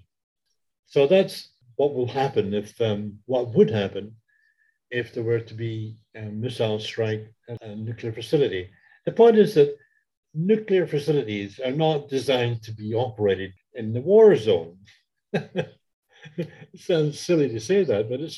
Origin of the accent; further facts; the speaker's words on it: Canada; I am Canadian, so therefore I'm allowed to criticize my own country